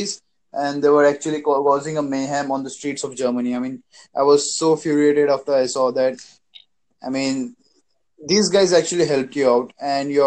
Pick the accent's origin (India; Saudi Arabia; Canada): India; I'm from India